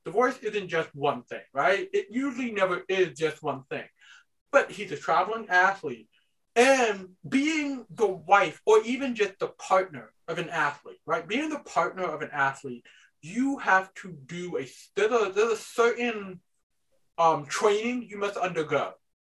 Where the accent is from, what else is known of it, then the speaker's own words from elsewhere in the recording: United States; as a society, as an American society